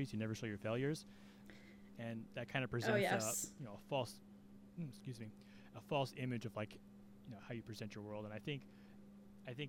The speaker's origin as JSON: {"language": "English", "region": "California", "country": "United States", "said": "I'm from California"}